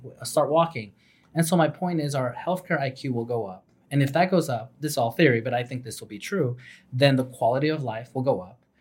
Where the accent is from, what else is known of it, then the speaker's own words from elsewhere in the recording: New York City, New York, United States; I'm from New York City